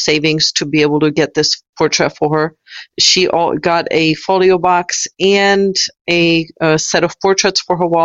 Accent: Czechia; now in United States; I'm originally from the Czech Republic. So I've lived in the United States for 20 years.

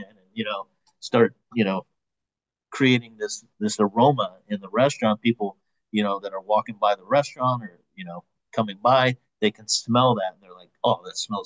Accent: San Jose, California, United States; now in Los Angeles, United States; I'm from San Jose, Bay Area, originally

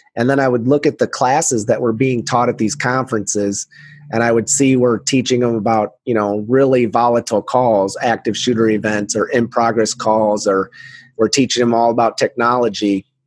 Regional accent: Iowa, United States; my home state of Iowa

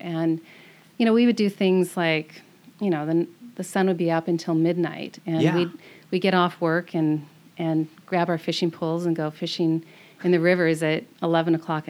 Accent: Bellevue, Washington, United States; also born or lived in Redmond, Washington; now in Camano Island, United States; I grew up in Bellevue, Washington. Basically, it was more like Redmond, Washington, because we were kind of on the border between Bellevue and Redmond.

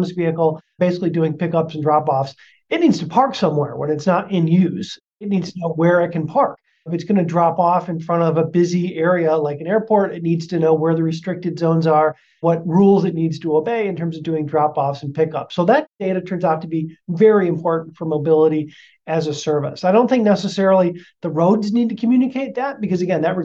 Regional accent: Detroit, Michigan, United States; now in Seattle, United States; I'm originally from Detroit.

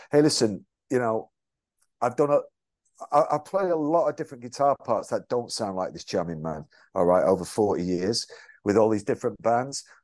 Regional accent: England, United Kingdom; I'm from England

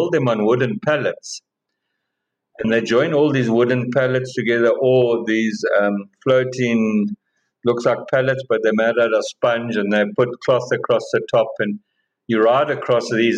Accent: South Africa; as a South African

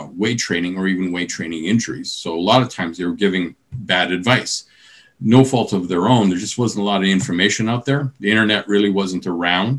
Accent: British Columbia, Canada; moved away; I'm originally from British Columbia

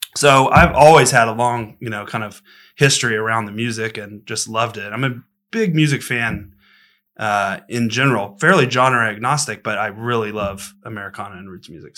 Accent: Austin, Texas, United States; I'm born and raised in Austin and kinda grew up around the kinda roots music scene.

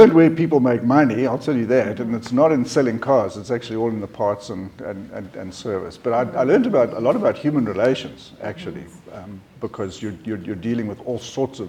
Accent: South Africa; also born or lived in Zambia / Namibia; I was born in Zambia, didn't spend a lot of time in Zambia, and then moved down to Namibia, lived in Windhoek for a while, and then landed up in South Africa, in Johannesburg, and then Durban, and then Port Elizabeth, and then Bloemfontein, and then Middelburg.

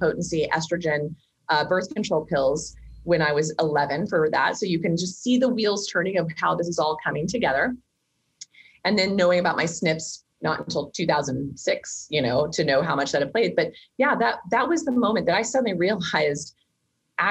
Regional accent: Kansas, United States; I grew up in Kansas.

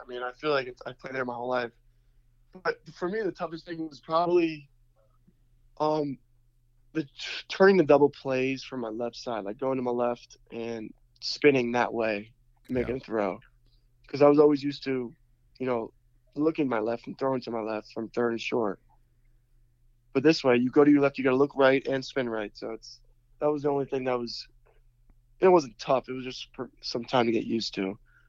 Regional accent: Florida, United States; No doubt. That's my hometown.

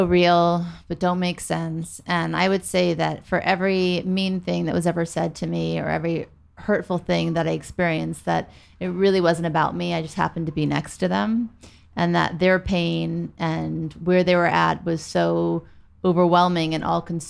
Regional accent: Beverly Hills, California, United States; also born or lived in New Orleans, Louisiana; we moved from New Orleans to Beverly Hills

